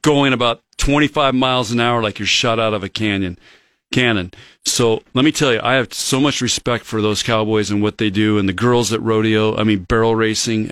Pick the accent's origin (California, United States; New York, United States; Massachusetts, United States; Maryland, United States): California, United States; Chula Vista; now in Nebraska, United States; I grew up in Chula Vista as a kid